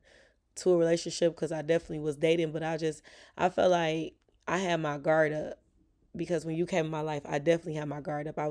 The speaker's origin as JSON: {"language": "English", "town": "Detroit", "region": "Michigan", "country": "United States", "tie": "born or raised there", "also_born_or_lived": "Taylor, Michigan", "said": "I'm from Southwest Detroit, and my parents, when I was growing up, they was together"}